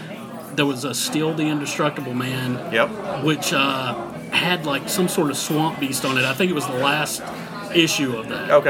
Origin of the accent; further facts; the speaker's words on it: North Carolina, United States; I am from North Carolina.